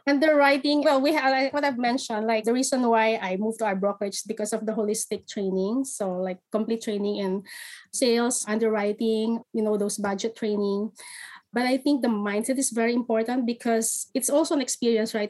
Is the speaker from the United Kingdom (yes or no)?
no; Philippines; moved away as an adult; now in Canada; I'm originally from the Philippines. I moved here in 2016.